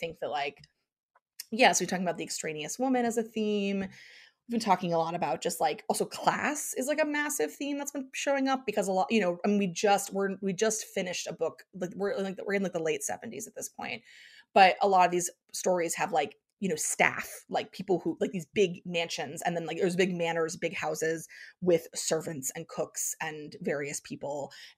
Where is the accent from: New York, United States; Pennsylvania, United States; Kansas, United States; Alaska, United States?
Pennsylvania, United States; because I grew up in Eastern Pennsylvania, and there was Mischief Night or Devil's Night